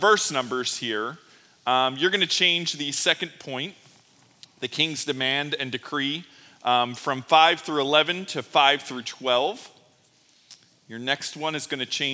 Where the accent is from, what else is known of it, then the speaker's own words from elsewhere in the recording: Philadelphia, Pennsylvania, United States; growing up in Philly and Sesame Place being right in my backyard